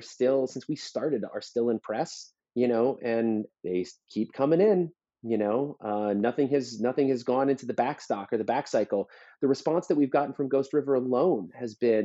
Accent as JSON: {"language": "English", "region": "East Coast", "country": "United States", "tie": "born or raised there", "moved": "yes", "lives_now": "Albuquerque, United States", "said": "I grew up on the East Coast"}